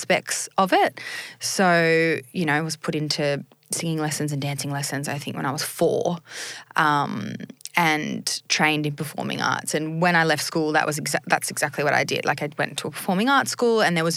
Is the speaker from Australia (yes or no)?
yes; Sydney, New South Wales, Australia; also born or lived in Bondi / Northern Beaches; now in Sydney, Australia; I grew up in a suburb called Greystanes